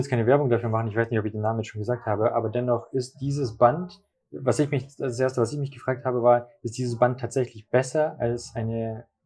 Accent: Swabia, Germany; Ich bin Schwabe

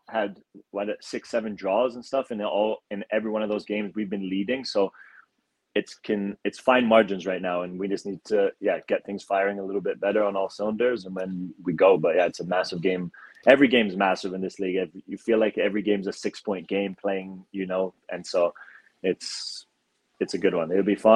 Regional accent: Calgary, Alberta, Canada; God, despite this silly accent that no one knows where it's from, I am from Calgary.

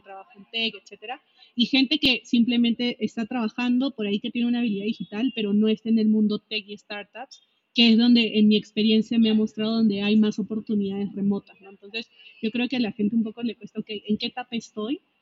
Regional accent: Peru; moved away as an adult; also born or lived in Mexico; Yo soy peruana, primera vez que salí de mi país

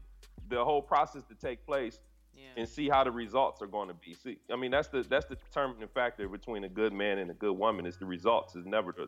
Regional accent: Detroit, Michigan, United States; I know that because I'm from Detroit.

